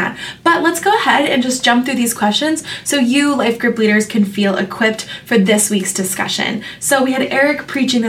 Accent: metro Atlanta area, Georgia, United States; now in Orange County, United States; I'm actually from like the metro Atlanta area

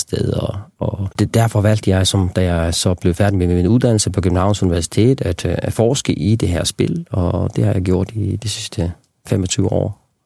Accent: Faroe Islands; moved away; also born or lived in Copenhagen; Jeg voksede op på Færøerne

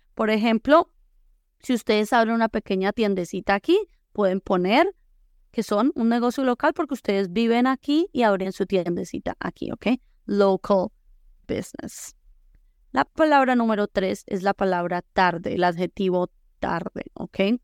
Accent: La Unión, Valle del Cauca, Colombia; now in Boise, United States; yo soy de pueblo, soy de la Unión Valle

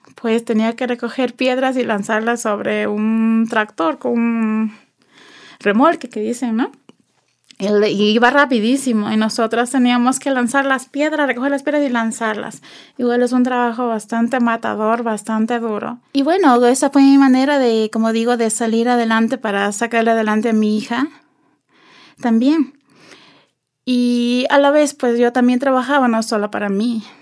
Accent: Ibarra, Imbabura, Ecuador; moved away as an adult; also born or lived in Spain; nací aquí en el Ecuador Em, en la ciudad de Ibarra

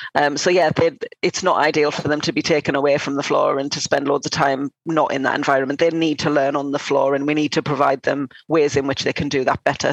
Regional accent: North East England, United Kingdom; now in London, United Kingdom; I'm not from London. I'm from the northeast of England.

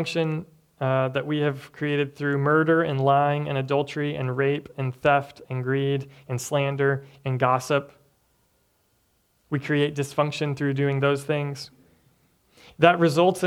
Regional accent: Tennessee, United States; moved away; I'm from Tennessee, and the church that I grew up

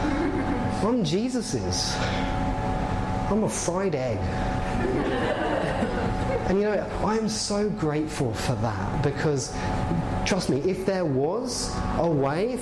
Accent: England, United Kingdom; now in Canada; I'm clearly English. I clearly am

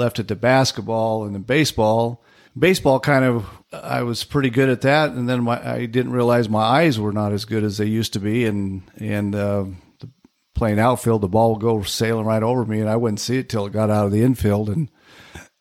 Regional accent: Medford, Oregon, United States; moved away; also born or lived in Salmon, Idaho / Ely, Nevada / Richfield, Utah / Central Point, Oregon; I spent the rest of growing up years in Medford

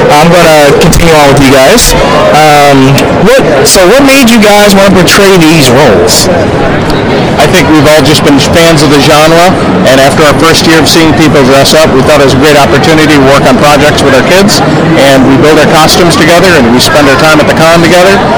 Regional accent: Centralia, Missouri, United States; we're from Centralia, Missouri.

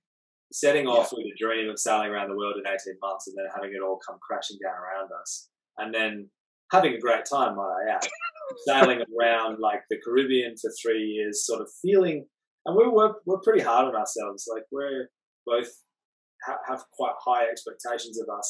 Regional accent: Perth, Western Australia, Australia; moved away as an adult; I'm from the West Coast in Perth

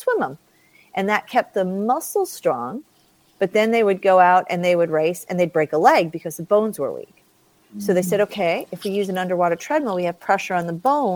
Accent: Long Island, New York, United States; moved away; also born or lived in Colorado; I grew up on Long Island in New York.

